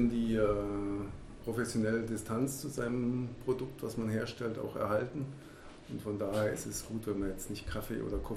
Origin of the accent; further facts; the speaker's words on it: Baden-Württemberg, Germany; genauso wie meine Heimat hier, der Schwarzwald